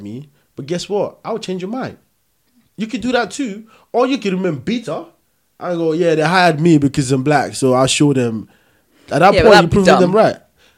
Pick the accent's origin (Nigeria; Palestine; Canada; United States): Nigeria; also born or lived in Peckham, London; now in London, United Kingdom; I'm from Nigeria.